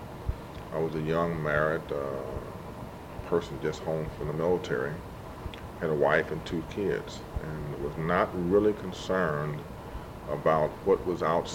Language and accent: English; St. Louis, Missouri, United States; I was born and raised in St. Louis